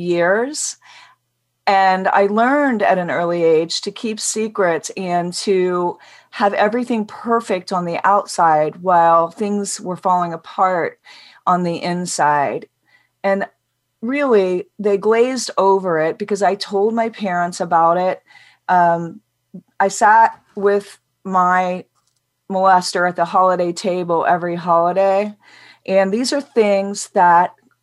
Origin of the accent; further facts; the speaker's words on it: Midwest, United States; I grew up in the Midwest